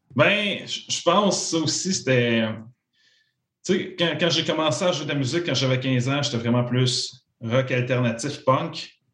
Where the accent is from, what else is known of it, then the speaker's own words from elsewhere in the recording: Joliette, Quebec, Canada; je viens de la, région de Joliette